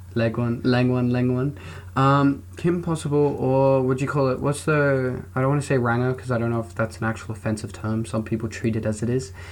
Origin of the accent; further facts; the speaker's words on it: New Zealand; I was born in New Zealand.